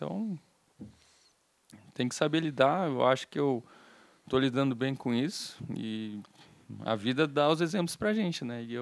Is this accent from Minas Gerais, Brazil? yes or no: no; Curitiba, Paraná, Brazil; Aqui em Curitiba lá no mesmo.